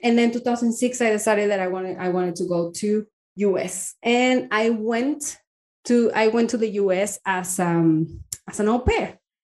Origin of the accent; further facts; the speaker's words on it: Torreón, Coahuila, Mexico; English is a second language; moved away as an adult; also born or lived in United States; now in Spain; I am from this uh, town called Torreon. It's a small city in Mexico